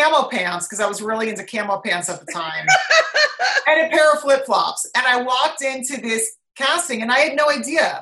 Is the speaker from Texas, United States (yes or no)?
no; New Jersey, United States; also born or lived in Italy; I fly home on Alitalia back to Jersey